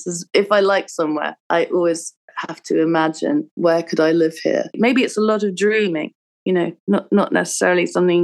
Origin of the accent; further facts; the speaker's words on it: London, United Kingdom; moved away as an adult; also born or lived in Hudson, New York; now in Brooklyn, United States; I'm from London, but I lived in America for 17 years. I live in Brooklyn and Hudson.